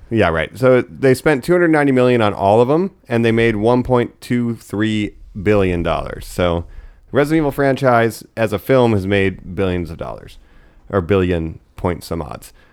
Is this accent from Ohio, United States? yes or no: yes; Geauga County, Ohio, United States; I'm from Geauga County, Ohio